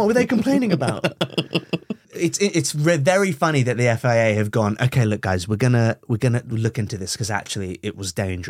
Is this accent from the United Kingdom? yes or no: no; Brunei; Oh, I mean, I grew up in Brunei.